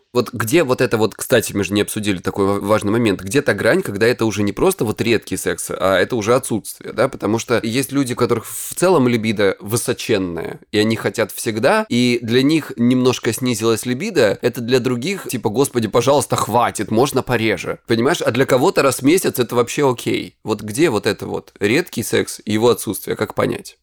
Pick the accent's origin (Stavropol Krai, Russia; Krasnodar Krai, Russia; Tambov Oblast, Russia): Krasnodar Krai, Russia; я с Кубани